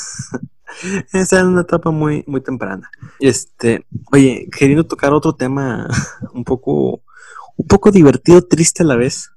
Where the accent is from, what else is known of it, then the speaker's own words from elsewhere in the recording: Mexico; como, como mexicanos